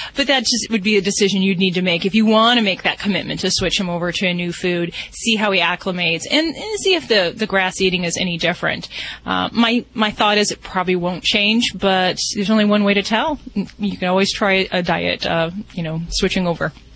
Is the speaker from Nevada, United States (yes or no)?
yes; Las Vegas, Nevada, United States; I'm from Las Vegas